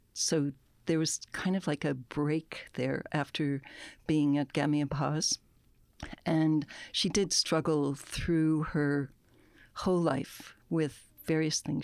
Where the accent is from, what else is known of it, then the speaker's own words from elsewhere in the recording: United States; moved away as an adult; now in Nova Scotia, Canada; I grew up in the States. I didn't go to school here